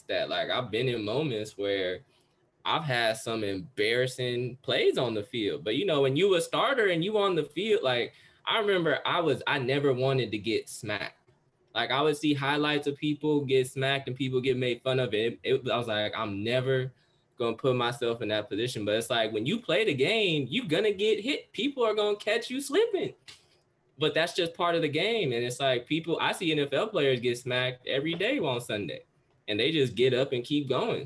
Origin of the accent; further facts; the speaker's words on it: Oakland, California, United States; I'm also born and raised in Oakland.